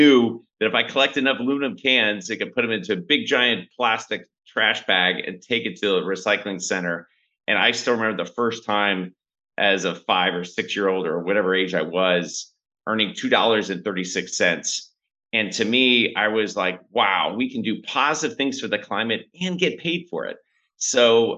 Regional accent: St. Louis, Missouri, United States; moved away as an adult; also born or lived in China; now in Bangkok, Thailand; I grew up in St. Louis in a kind of blue collar family

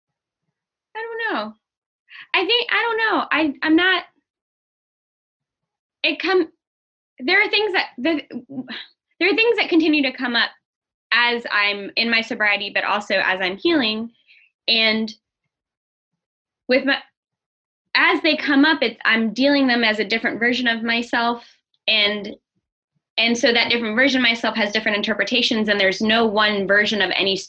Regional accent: Southeast, United States; I'm from the Southeast.

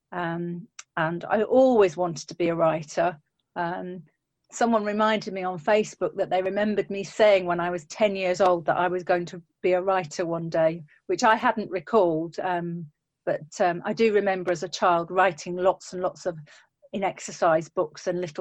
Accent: Yorkshire and the Humber, United Kingdom; Oh, so I'm from a place called Yorkshire, um, which is in the north of England.

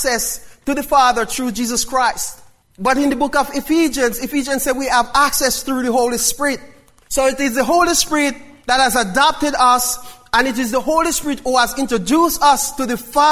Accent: Jamaica; I'm still a Jamaican

